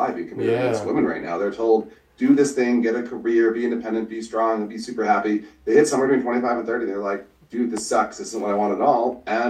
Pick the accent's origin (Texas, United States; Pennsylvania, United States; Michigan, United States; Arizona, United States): Michigan, United States; Northern; also born or lived in Northern Idaho; now in Idaho, United States; I'm originally from Northern Michigan. Right now I live up in Northern Idaho.